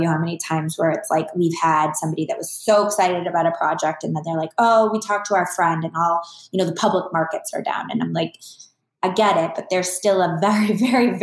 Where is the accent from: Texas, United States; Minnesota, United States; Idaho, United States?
Minnesota, United States; moved away as an adult; now in Phoenix, United States; I'm originally from Minnesota. I was born and raised there. I've lived in Phoenix longer than I ever lived in Minnesota because I moved here when I was relatively young.